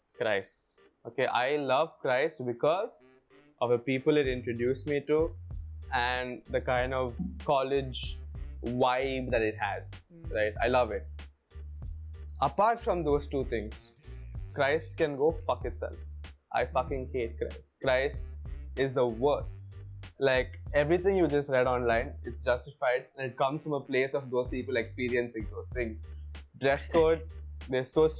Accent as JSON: {"language": "English", "region": "South India", "country": "India", "also_born_or_lived": "Bangalore, India", "accent": "Bangalorean slang", "moved": "as an adult", "lives_now": "Goa, India", "said": "I'm South Indian, I'm proud to be South Indian, I'm a South Indian macha."}